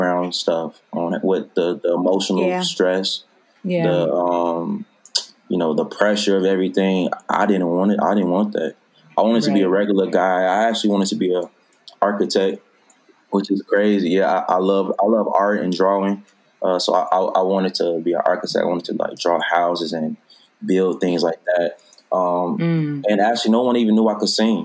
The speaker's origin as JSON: {"language": "English", "town": "Chicago", "region": "Illinois", "country": "United States", "said": "I'm from Chicago"}